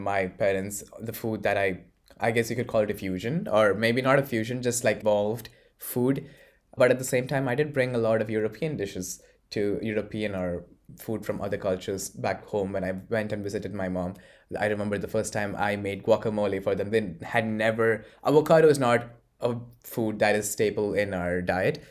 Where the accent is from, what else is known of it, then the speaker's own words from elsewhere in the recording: Bahrain; moved away as an adult; also born or lived in Kerala, India / Poland / Forlì, Italy; now in Italy; I grew up in Bahrain, but, uh, which is a small island near Saudi Arabia, but I originate from Kerala